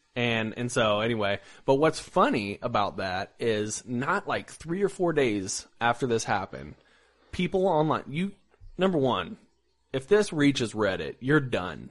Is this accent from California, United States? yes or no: no; Indiana, United States; coming from Indiana